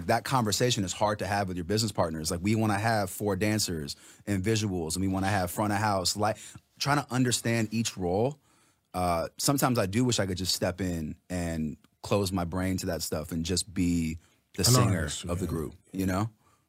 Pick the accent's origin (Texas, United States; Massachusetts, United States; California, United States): California, United States; Los Angeles; Yeah, I grew up in L.A.